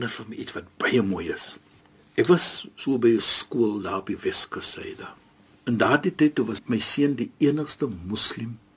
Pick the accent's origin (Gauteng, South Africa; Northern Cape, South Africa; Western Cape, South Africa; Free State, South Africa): Western Cape, South Africa; Cape Town; ek is van Suid-Afrika. Ja. Ek is van Kaapstad, die mooiste mooiste stad